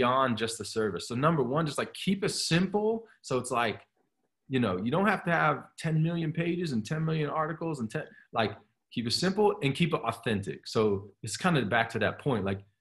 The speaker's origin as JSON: {"language": "English", "town": "Columbus", "region": "Ohio", "country": "United States", "tie": "born or raised there", "moved": "yes", "lives_now": "Pennsylvania, United States", "said": "that's where I grew up in Columbus."}